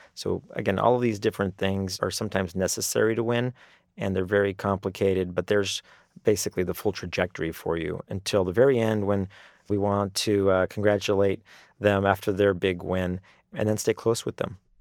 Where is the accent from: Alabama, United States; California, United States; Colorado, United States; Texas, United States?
Texas, United States; El Paso; now in Washington, D.C., United States; I'm from El Paso